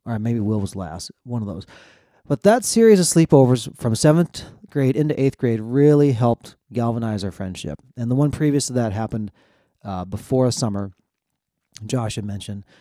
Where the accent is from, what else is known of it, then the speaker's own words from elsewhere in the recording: central Minnesota, United States; moved away as an adult; also born or lived in South Korea; I was adopted from South Korea. grew up in central Minnesota.